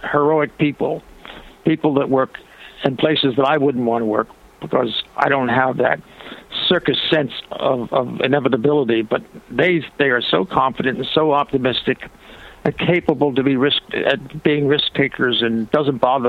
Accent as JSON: {"language": "English", "town": "Ocean City", "region": "New Jersey", "country": "United States", "tie": "born or raised there", "moved": "yes", "said": "It's Ocean City, New Jersey is the name of my hometown, south of Atlantic City by about 12 miles"}